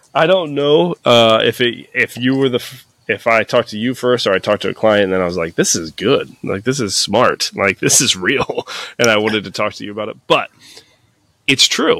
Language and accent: English; Peoria, Illinois, United States; also born or lived in Florida / Haleyville, Alabama / Dunlap, Illinois; moved up because my dad got a job up here in old Peoria, P Town Brown, and uh, lived there pretty, pretty much most of my life